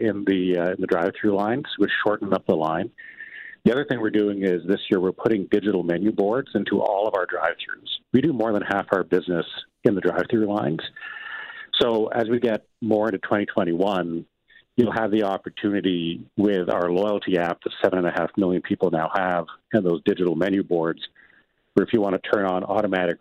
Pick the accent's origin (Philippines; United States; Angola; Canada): Canada; Fredericton, New Brunswick; where I grew up in Fredericton, New Brunswick